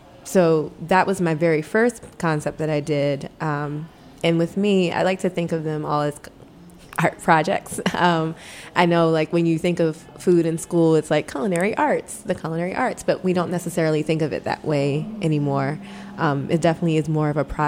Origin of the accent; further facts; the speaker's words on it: Baltimore, Maryland, United States; growing up in Baltimore